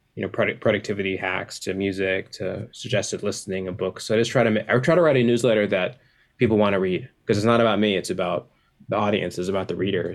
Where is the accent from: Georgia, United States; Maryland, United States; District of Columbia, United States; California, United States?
Georgia, United States; Atlanta; I'm from Atlanta